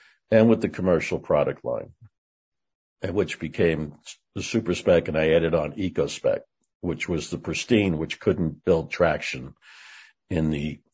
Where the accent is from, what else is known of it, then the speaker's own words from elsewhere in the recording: Long Island, New York, United States; I grew up on Long Island.